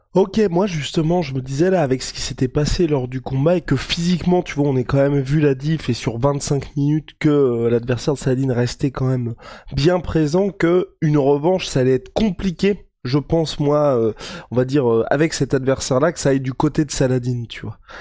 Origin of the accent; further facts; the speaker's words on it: France; en tant que Français